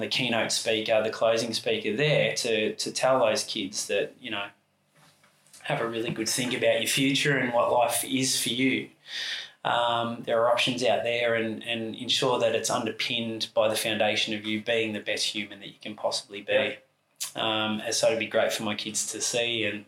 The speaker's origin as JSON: {"language": "English", "town": "Sunbury", "region": "Victoria", "country": "Australia", "tie": "born or raised there", "moved": "as an adult", "lives_now": "Torquay, Australia", "said": "I grew up in Sunbury, just outside the airport, which used to be a little country town when I lived there"}